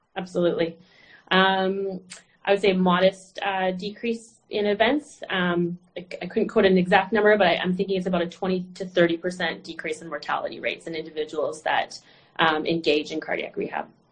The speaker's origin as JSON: {"language": "English", "town": "Vancouver", "region": "British Columbia", "country": "Canada", "said": "I'm actually from Canada, um, uh, Vancouver, British Columbia"}